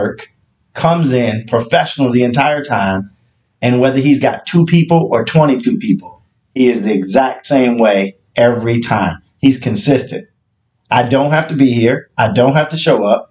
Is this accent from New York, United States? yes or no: no; Alabama, United States; now in Maryland, United States; I'm from Alabama